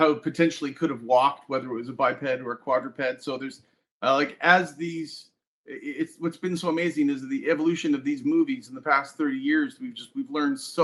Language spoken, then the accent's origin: English; Calgary, Alberta, Canada; I grew up in Calgary, Canada